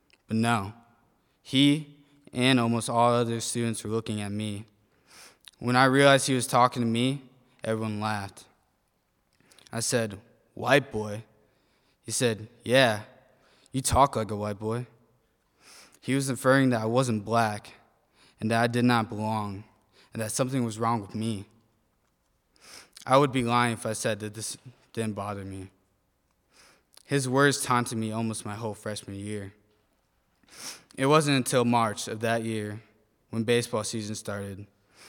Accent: South Bend, Indiana, United States; I was born and raised in South Bend, Indiana

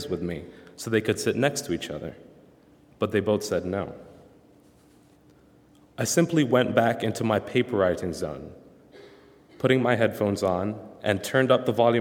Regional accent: the South, United States; moved away; I was from a southern state

